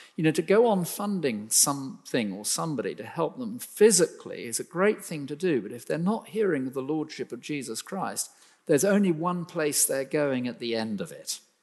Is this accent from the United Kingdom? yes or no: yes; United Kingdom; we're so British